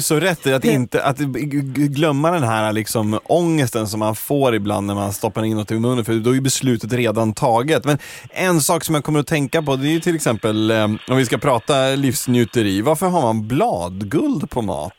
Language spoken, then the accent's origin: Swedish; Sala, Västmanland, Sweden; Där jag kommer ifrån